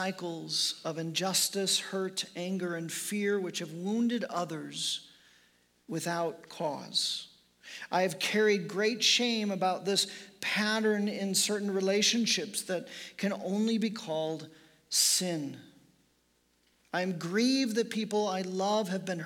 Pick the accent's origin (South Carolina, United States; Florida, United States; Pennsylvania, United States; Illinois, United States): Illinois, United States; Chicago; moved away; I am from Chicago, was born and raised in the suburbs of Chicago